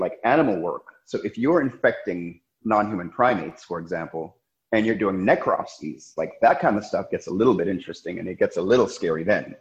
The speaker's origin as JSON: {"language": "English", "town": "New York City", "region": "New York", "country": "United States", "tie": "born or raised there", "also_born_or_lived": "Jamaica / Rochester, New York / Manhattan, New York / France", "said": "I was born in Jamaica. My family moved here when I was about 6 years old. Then I grew up in Brooklyn, New York"}